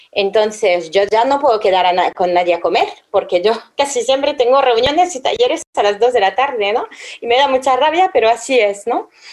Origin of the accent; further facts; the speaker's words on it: France; moved away; soy francesa